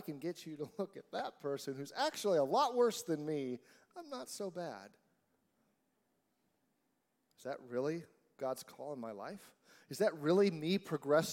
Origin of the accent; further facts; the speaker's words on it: United States; I'm an American.